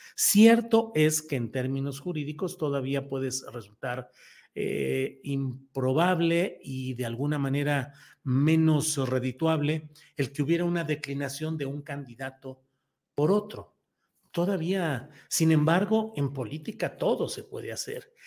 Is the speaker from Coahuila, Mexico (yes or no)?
yes; Torreón, Coahuila, Mexico; Torreón, Coahuila, mi tierra natal